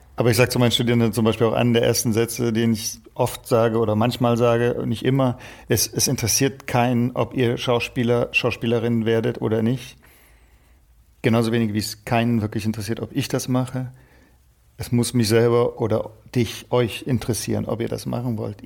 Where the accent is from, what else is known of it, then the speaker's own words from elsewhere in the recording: Stuttgart, Baden-Württemberg, Germany; bei uns in Stuttgart